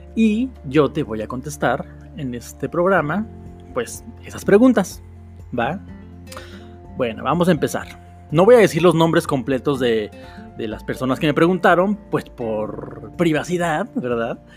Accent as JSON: {"language": "Spanish", "region": "Mexico City", "country": "Mexico", "said": "soy de la Ciudad de México"}